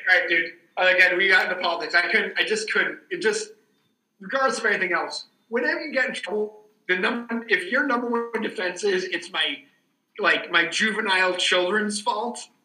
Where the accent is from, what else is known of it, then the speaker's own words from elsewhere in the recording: Boston, Massachusetts, United States; as a Bostonian